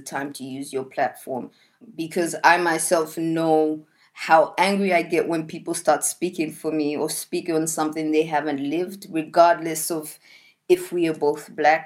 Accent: Australia; moved away; many traumas that I've lived past from being an Australian

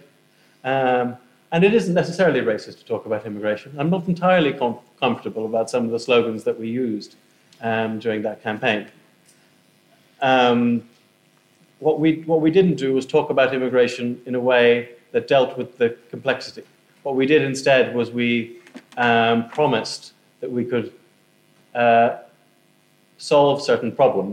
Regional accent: Ireland; moved away as an adult; now in United Kingdom

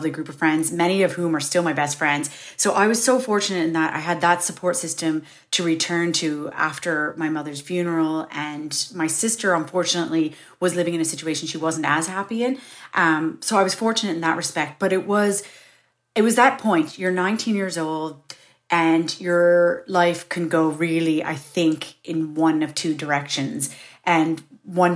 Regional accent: Kingston, Ontario, Canada; moved away as an adult; also born or lived in Toronto, Canada; now in Ireland; I'd left my hometown of Kingston, which is really small compared to Toronto.

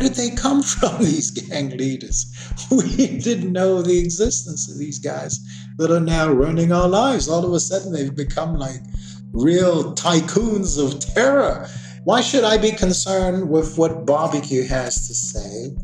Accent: New York City, New York, United States; moved away as an adult; also born or lived in Haiti; now in Port-au-Prince, Haiti; I basically uh, grew up in New York City

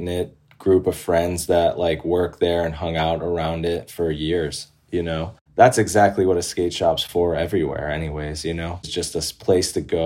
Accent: Upper East Coast, United States; I grew up on the Upper East Coast

